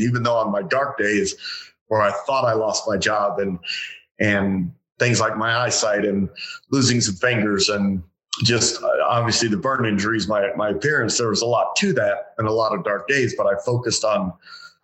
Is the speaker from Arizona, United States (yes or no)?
yes; Phoenix, Arizona, United States; I was born and raised here in the Valley